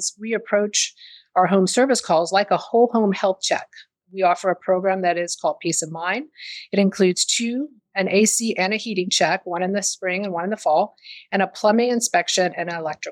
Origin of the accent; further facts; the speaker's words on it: the South, United States; now in Austin, United States; I'm from the South